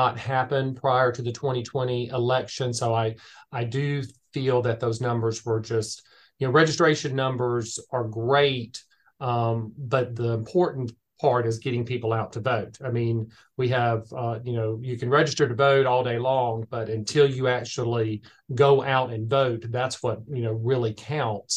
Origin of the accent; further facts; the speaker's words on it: Augusta, Georgia, United States; I was born and raised here in Augusta, Georgia